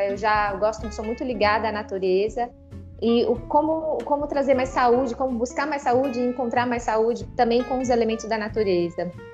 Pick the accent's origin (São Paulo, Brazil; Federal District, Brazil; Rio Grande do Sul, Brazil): Federal District, Brazil; Brasília; moved away as an adult; Eu cresci na Asa Norte, em Brasília, bem no centro da cidade.